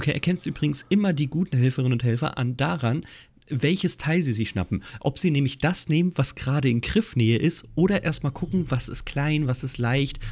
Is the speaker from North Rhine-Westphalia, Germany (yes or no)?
no; Hesse, Germany; Als gebürtiger Hesse